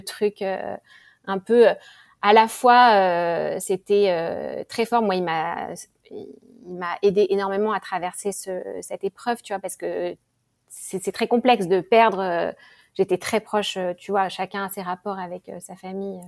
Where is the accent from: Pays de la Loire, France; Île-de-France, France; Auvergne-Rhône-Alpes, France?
Île-de-France, France; Paris; moved away as an adult; now in Singapore; je suis française. Euh, parisienne, presque toujours habitée euh, à Paris.